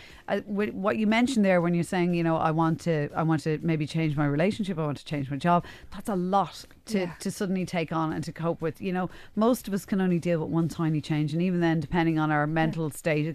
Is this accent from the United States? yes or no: no; Ireland; We're Irish